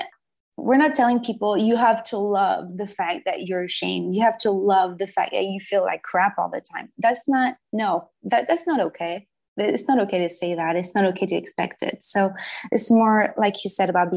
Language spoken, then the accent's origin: English; Brittany, France; English is a second language; moved away as an adult; also born or lived in Paris / Berlin / Joshua Tree; now in United States; I was born in Brittany, France. That's in the northwest of France. So I come from a very I grew up in a medieval town